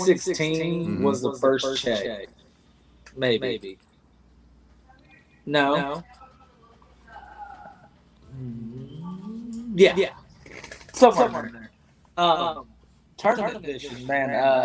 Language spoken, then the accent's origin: English; White House, Texas, United States; moved away as an adult; now in Fort Worth, United States; I spent a lot of my childhood out in White House. I was born here in Fort Worth. Mm-hmm. Moved out there in my sixth or seventh grade year. Graduated from White House.